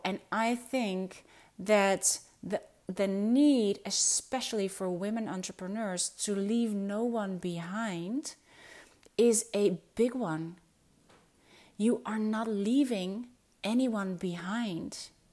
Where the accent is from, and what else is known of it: Netherlands; first language Dutch; English is a second language